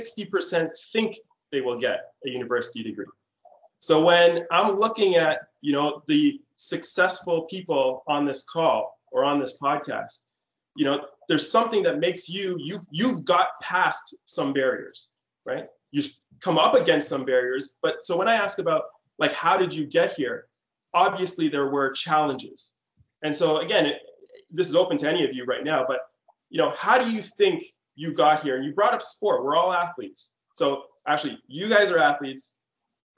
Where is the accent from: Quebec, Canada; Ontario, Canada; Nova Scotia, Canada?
Ontario, Canada; Toronto; also born or lived in London, Ontario; now in Windsor, Canada; I grew up in Scarborough, Toronto, Ontario